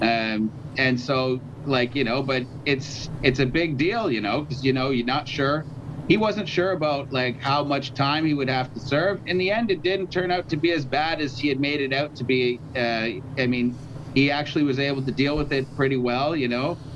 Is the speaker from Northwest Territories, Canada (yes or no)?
no; Toronto, Ontario, Canada; I'm from Toronto